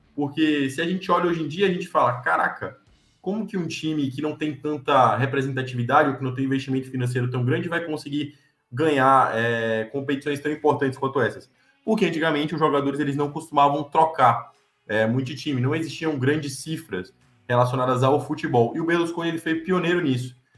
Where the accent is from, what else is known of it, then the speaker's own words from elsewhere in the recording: Brazil; eu, que sou brasileiro